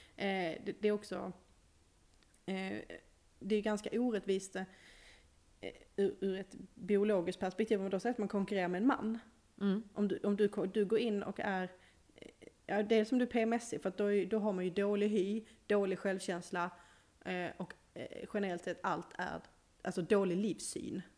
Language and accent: Swedish; Malmö, Skåne, Sweden; accent: Skånska; now in Norrland, Sweden